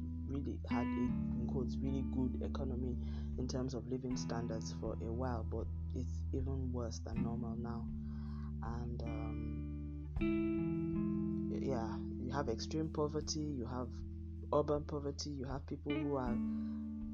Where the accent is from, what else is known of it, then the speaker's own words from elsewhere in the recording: Nigeria; my home country, Nigeria